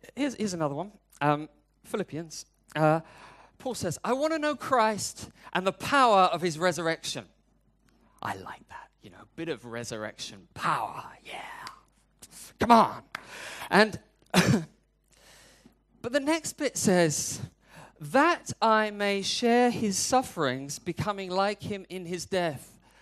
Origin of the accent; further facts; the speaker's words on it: United Kingdom; I'm British